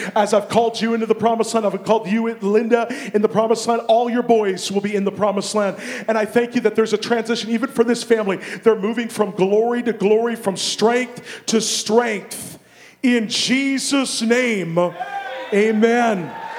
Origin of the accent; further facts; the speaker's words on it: Abbotsford, British Columbia, Canada; I grew up in this area. I, I you know, I, I was born in Abbotsford